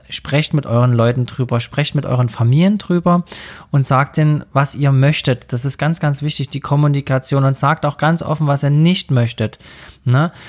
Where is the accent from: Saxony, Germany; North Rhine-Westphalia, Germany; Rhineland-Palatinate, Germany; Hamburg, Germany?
Saxony, Germany; Also gerade bei uns in Sachsen ist das mit diesem Holzsägen und Baumstammsägen so Tradition